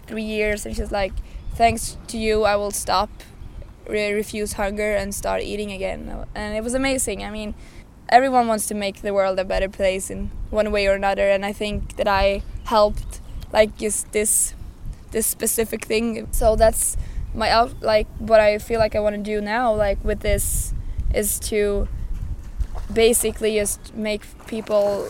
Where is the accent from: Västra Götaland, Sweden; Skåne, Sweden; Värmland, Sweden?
Värmland, Sweden; Arvika; moved away as an adult; now in Stockholm, Sweden; I was scouted as a model when I was about 15 years old back in my hometown, Arvika